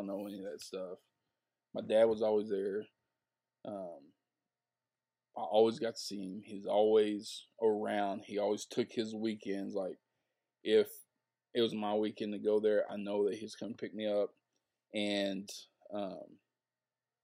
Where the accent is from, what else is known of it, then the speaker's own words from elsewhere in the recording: the South, United States; where I grew up in the South.